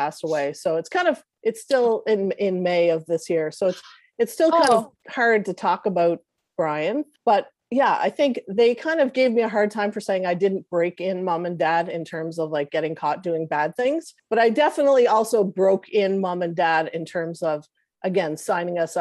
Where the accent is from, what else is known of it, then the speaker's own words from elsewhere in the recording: Cape Breton, Nova Scotia, Canada; I'm a Cape Bretoner